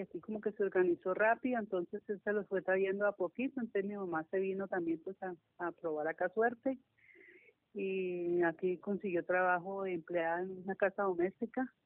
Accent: Cali, Valle del Cauca, Colombia; Aquí en Cali, nací aquí en Cali, yo soy caleña de nacimiento y de crianza

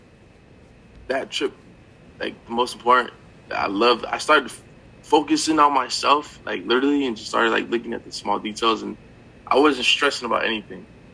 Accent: Connecticut, United States; I'm from Connecticut

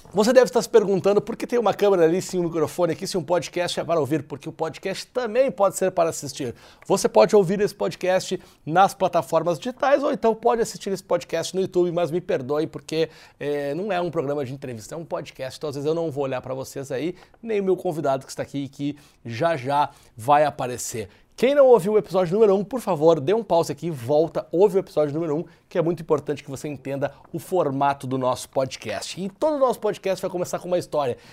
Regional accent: Porto Alegre, Rio Grande do Sul, Brazil; eu sou de, de Porto Alegre, né, do Rio Grande do Sul

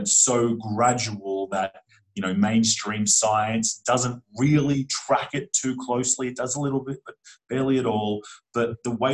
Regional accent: Australia; I grew up in Australia, and we literally get taught a false history of Australia in mainstream schooling

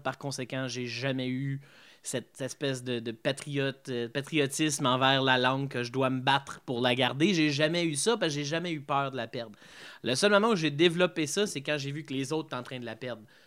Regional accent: Embrun, Ontario, Canada; also born or lived in Gatineau, Quebec; je suis né à Embrun

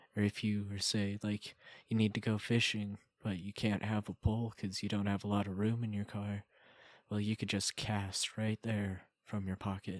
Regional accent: Colorado, United States; we're from Colorado

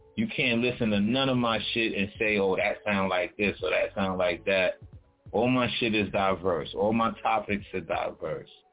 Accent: New York City, New York, United States; I'm from Brooklyn, you know, born in Kings County Hospital, born and raised in Brownsville, from Brownsville

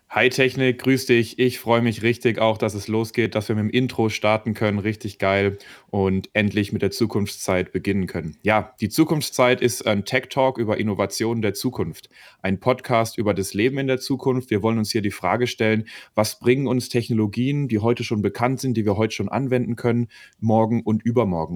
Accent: Karlsruhe, Baden-Württemberg, Germany; moved away as an adult; now in Freiburg, Germany; ich bin Mitte 20 in Karlsruhe aufgewachsen und Jurastudent in Freiburg.

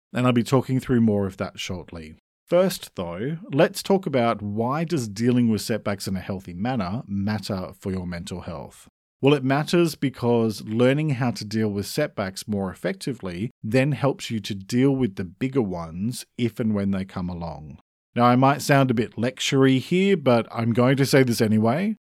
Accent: Australia; I'm an Australian writer

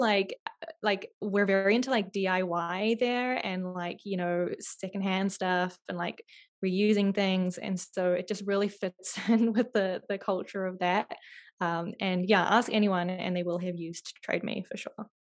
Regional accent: New Zealand; moved away; I grew up in New Zealand

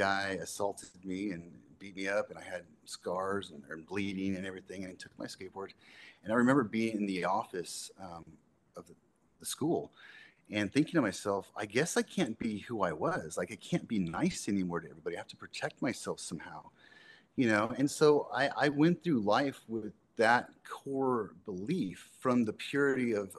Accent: Southern California, United States; I grew up in Southern California

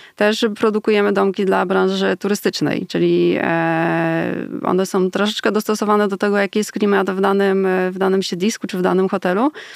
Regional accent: Poland; u nas w Polsce

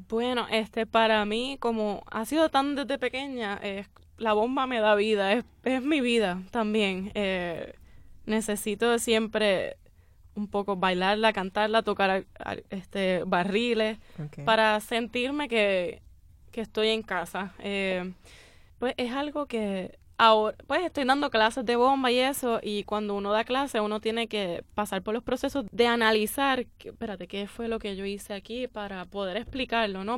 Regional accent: Puerto Rico; somos puertorriqueños todos

